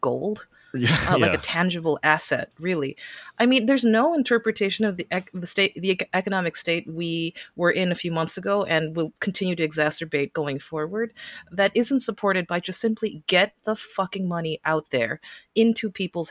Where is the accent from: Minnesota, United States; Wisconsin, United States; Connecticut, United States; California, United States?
California, United States; California, my home state